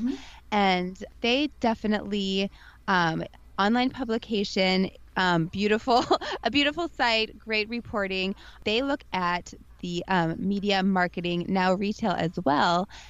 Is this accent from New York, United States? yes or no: no; St. Louis, Missouri, United States; moved away; I come from St. Louis, Missouri, the Midwest